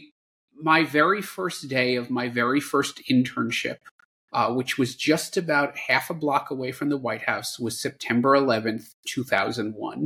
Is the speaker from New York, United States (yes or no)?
yes; New York City, New York, United States; moved away as an adult; also born or lived in Washington, D.C.; I was born and raised in the New York City area, and that's where I grew up.